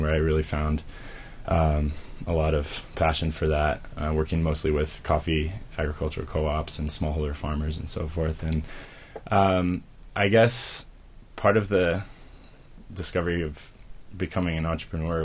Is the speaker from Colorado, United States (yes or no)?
yes; Denver, Colorado, United States; I grew up in the Denver area.